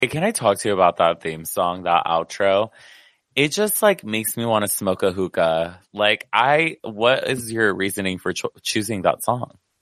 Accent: United States; being Mexican American

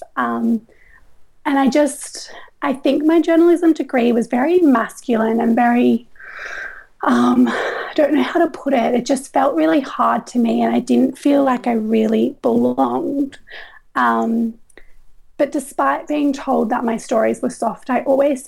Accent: Coffs Harbour, New South Wales, Australia; moved away as an adult; also born or lived in Gold Coast, Queensland; I grew up in Coffs Harbour

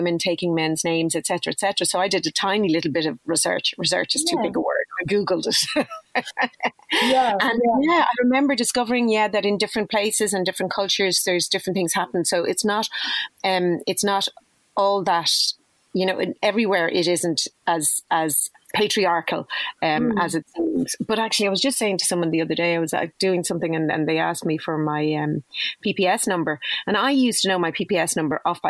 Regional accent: Dublin, Leinster, Ireland; I grew up in Dublin

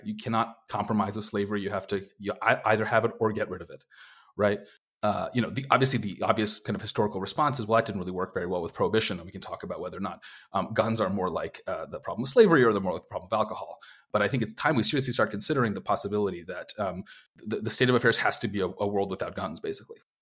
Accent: Minnesota, United States; as a Minnesotan who has to deal with months and months

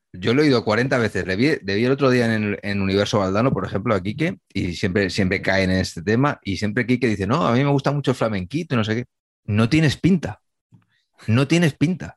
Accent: Humanes de Madrid, Community of Madrid, Spain; mi pueblo

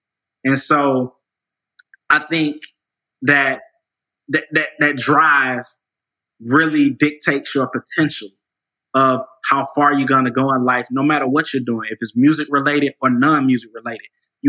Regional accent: Atlanta, Georgia, United States; Atlanta, I was born in Atlanta, raised in Atlanta. You know, people talk about old Atlanta. I'm a old Atlanta, you know, Southwest Atlanta guy.

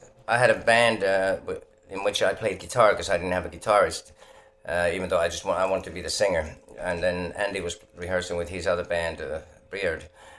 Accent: Finland; English is a second language; I'm glad that I was born in Finland, because otherwise I wouldn't have seen half the things I've seen on my way to wherever I am, you know.

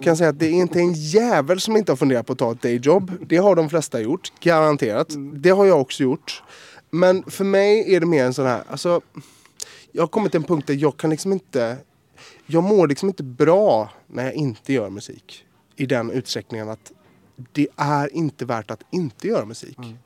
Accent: Gothenburg, Västra Götaland, Sweden; i skärgården i Göteborg, där jag växte upp

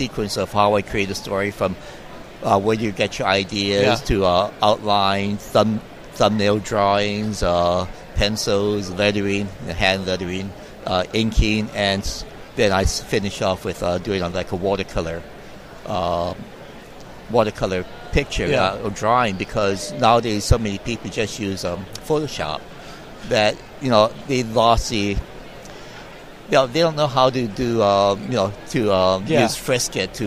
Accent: Hawaii, United States; I grew up in Hawaii, and right down the street was the Okapuhulu Theater

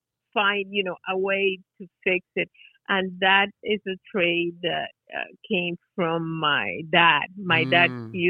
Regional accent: Maracaibo, Zulia, Venezuela; English is a second language; now in United States; I was born in Maracaibo.

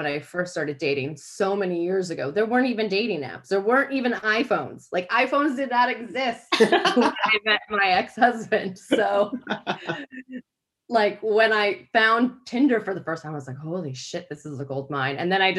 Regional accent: United States; moved away as an adult; now in England; can gather that I'm American, but have lived here for 10 years and can't kick it. But the more that I drink, the more kind of English British I sound.

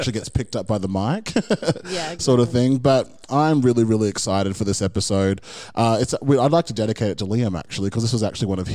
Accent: Brisbane, Queensland, Australia; we're from Brisbane

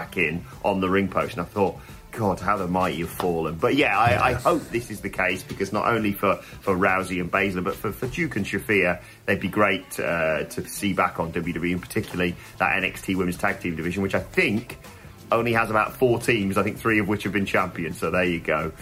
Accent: United Kingdom; We're British

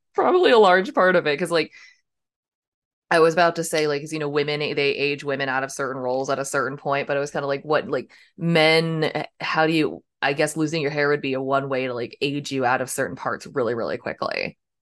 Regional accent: United States; I grew up near Washington, D C

